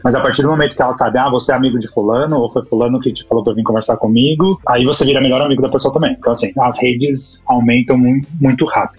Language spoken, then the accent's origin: Portuguese; São Paulo, Brazil; moved away as an adult; now in Canada; eu sou de São Paulo